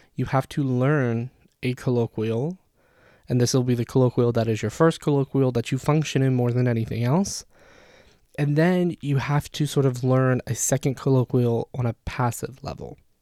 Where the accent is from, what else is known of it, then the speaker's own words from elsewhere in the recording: United States; also born or lived in Jordan; as American students